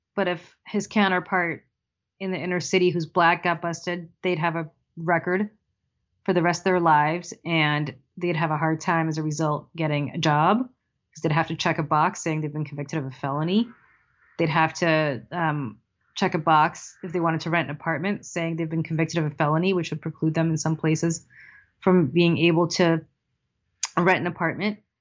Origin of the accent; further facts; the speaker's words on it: New Jersey, United States; My home state legalized, New Jersey legalized